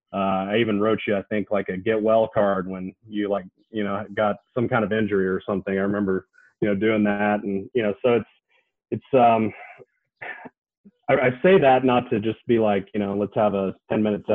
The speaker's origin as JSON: {"language": "English", "town": "Knoxville", "region": "Tennessee", "country": "United States", "tie": "born or raised there", "said": "I grew up in Knoxville, Tennessee, swam for Pilot Aquatic Club"}